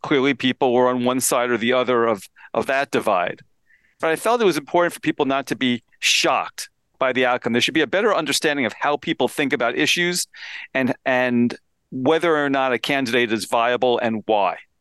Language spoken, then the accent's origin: English; Pennsylvania, United States; my home state of Pennsylvania